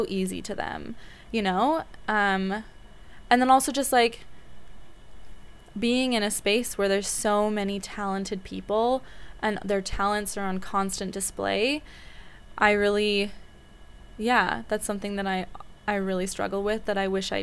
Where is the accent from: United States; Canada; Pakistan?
Canada; Vancouver, British Columbia; I grew up in Vancouver, Canada, which I absolutely adore